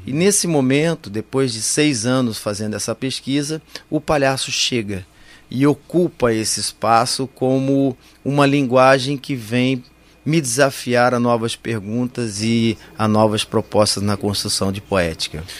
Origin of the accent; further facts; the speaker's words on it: Campinas, São Paulo, Brazil; eu nasci em Campinas em 1957